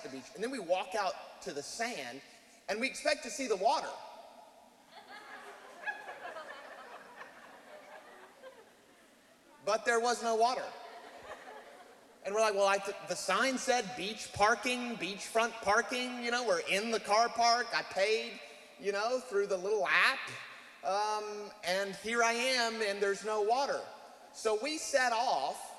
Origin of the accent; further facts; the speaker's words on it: United States; moved away; we are American, even though we live here